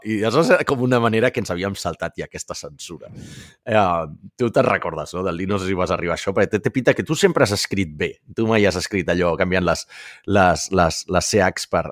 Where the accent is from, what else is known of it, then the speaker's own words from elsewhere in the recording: Catalonia, Spain; som catalans